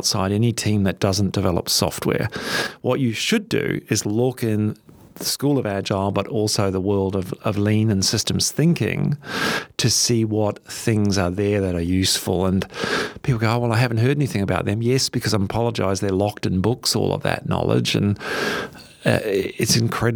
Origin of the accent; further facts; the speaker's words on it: New Zealand; now in Australia; I'm a Kiwi